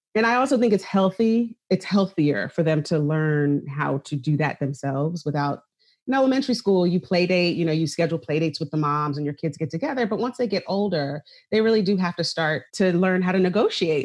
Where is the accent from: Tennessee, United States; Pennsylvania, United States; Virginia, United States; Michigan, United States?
Pennsylvania, United States; right outside of Philadelphia; I grew up right outside of Philadelphia